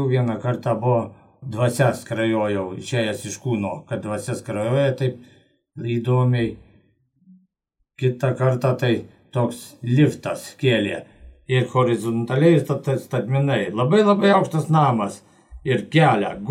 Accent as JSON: {"language": "Lithuanian", "area": "Lazdijai district", "region": "Alytus County", "country": "Lithuania", "tie": "born or raised there", "said": "gimiau Lasdėjų rajone."}